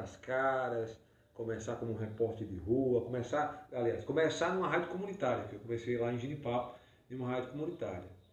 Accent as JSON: {"language": "Portuguese", "country": "Brazil", "said": "eu tenho muito orgulho de onde eu vim, que eu vim de um povoado"}